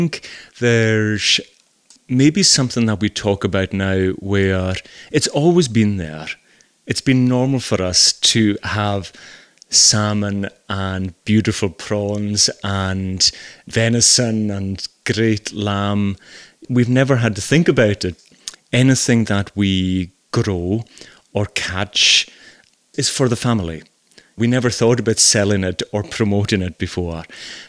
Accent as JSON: {"language": "English", "region": "Scotland", "country": "United Kingdom", "accent": "Hebridean", "said": "Even I remember moving to the mainland the first time and my accent is a wee bit different to the rest of Scotland and certainly Glasgow."}